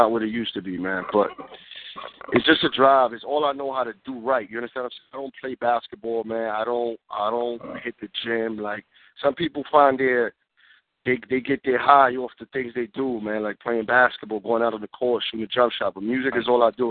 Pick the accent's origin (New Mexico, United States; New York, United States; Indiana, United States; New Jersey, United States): New York, United States; New York City; Born and raised in the Bronx, man. New York City